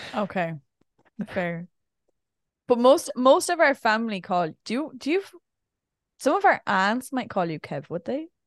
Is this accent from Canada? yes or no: no; Ireland; being Irish